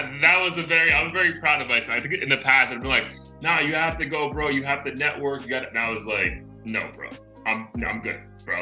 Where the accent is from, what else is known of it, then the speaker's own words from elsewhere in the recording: Florida, United States; I'm from Florida